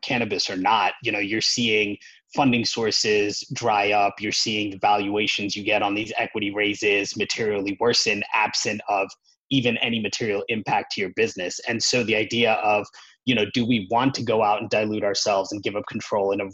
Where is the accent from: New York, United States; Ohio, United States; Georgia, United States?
New York, United States; I grew up in New York, worked at investment banks like Goldman